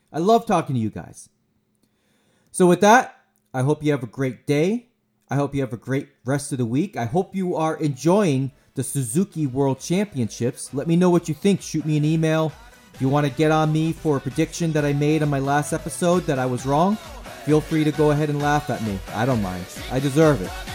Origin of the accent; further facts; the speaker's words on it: United States; I'm an American